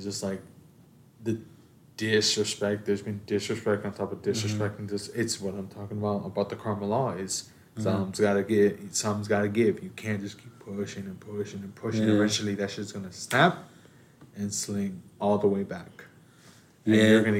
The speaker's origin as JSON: {"language": "English", "town": "Chicago", "region": "Illinois", "country": "United States", "said": "As a Chicagoan from Chicago."}